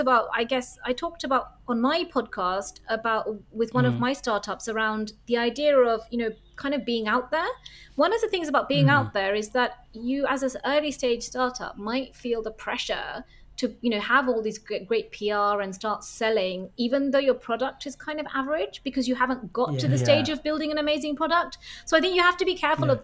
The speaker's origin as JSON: {"language": "English", "region": "London", "country": "United Kingdom", "also_born_or_lived": "Reading", "moved": "as an adult", "lives_now": "Copenhagen, Denmark", "said": "I'm a Londoner, you know, like I feel very much, I went to university there, I feel like a Londoner"}